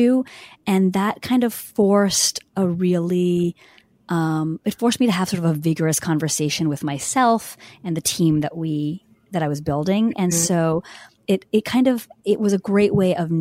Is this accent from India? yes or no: yes; India; moved away; I'm from India